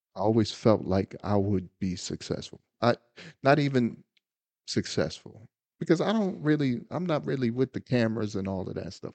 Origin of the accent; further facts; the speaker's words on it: United States; I'm a black American